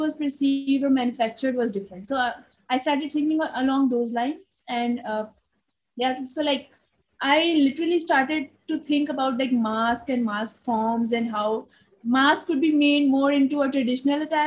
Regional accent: Lahore, Punjab, Pakistan; now in Karachi, Pakistan; I'm originally from Lahore. I was born in Lahore, but currently living in Karachi in Pakistan

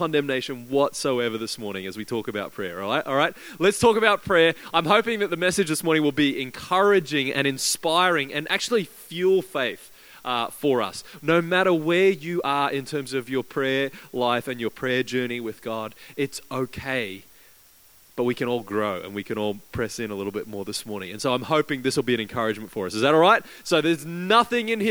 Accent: Queensland, Australia; now in Christchurch, New Zealand; I grew up in Queensland, where over in Australia

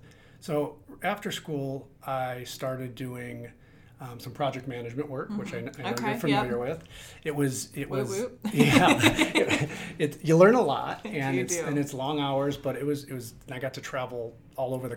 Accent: Midwest, United States; I grew up in the Midwest

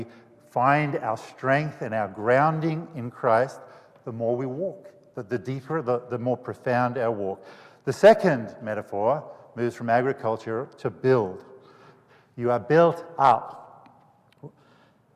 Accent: Australia; now in United States

